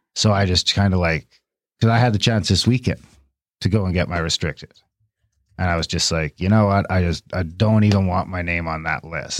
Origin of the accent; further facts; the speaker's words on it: Canada; I'm an Indian and we have rights to them in the treaty.